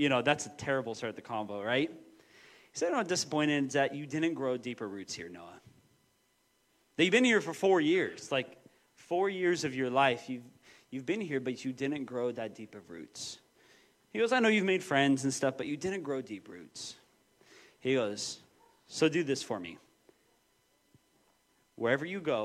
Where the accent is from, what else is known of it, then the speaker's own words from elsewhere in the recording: Moses Lake, Washington, United States; moved away as an adult; also born or lived in Portland; I grew up in Moses Lake and then went to Bible college for a few years.